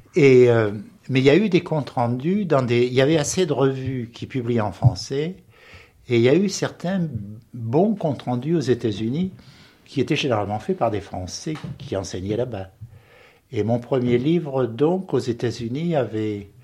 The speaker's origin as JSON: {"language": "French", "area": "the Midi", "region": "southern France", "country": "France", "also_born_or_lived": "Paris", "accent": "méridional", "moved": "as an adult", "lives_now": "United States", "said": "J'avais un accent méridional à Paris, et j'ai un accent français, un anglais, parce que je suis arrivé trop tard, 25 ans, pour le perdre."}